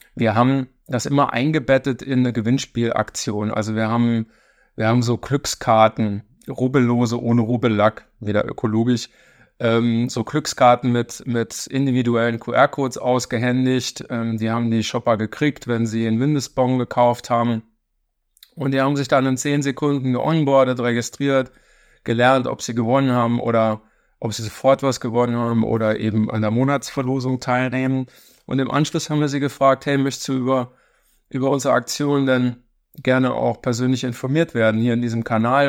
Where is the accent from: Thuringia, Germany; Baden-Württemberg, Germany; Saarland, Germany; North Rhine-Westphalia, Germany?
Saarland, Germany; St. Wendel; moved away as an adult; also born or lived in Stuttgart / Berlin; gebürtig Saarländer, ähm, da groß geworden in der Stadt von Klobus, äh, St. Wendel